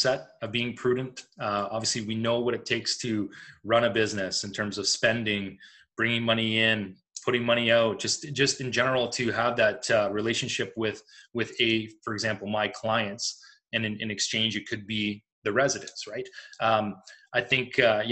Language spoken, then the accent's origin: English; Windsor, Ontario, Canada; I was born and raised in Windsor, having been an East Ender for most of my life